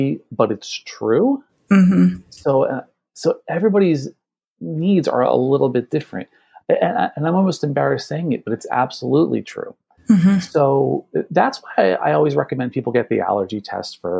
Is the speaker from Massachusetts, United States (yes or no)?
no; New Jersey, United States; I'm here in the Northeast. I'm from New Jersey